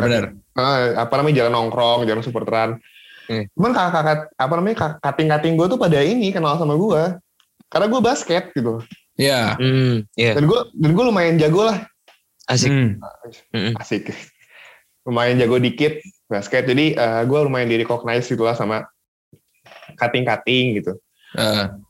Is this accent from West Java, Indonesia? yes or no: no; Cilegon, Banten, Indonesia; jadi gue itu orang Cilegon gue tinggal di Cilegon